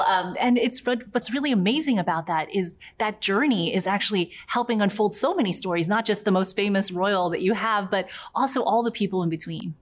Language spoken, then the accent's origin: English; near Charleston, South Carolina, United States; also born or lived in New York / Guangzhou (ancestry); when I was six, I moved to a small town in near Charleston, South Carolina.